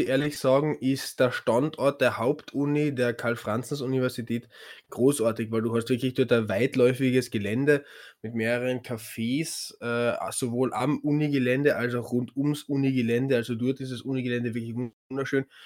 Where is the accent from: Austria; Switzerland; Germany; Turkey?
Austria; Carinthia; bei uns in Kärnten